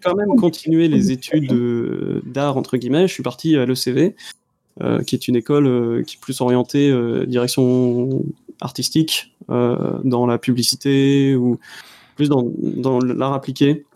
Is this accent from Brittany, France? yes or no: yes; Brittany, France; je suis breton